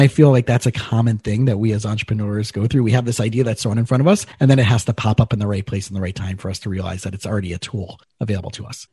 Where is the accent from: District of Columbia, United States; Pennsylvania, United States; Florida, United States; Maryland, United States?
Florida, United States; South; I grew up in South Florida and I grew up in a pretty affluent community, but I was a scholarship kid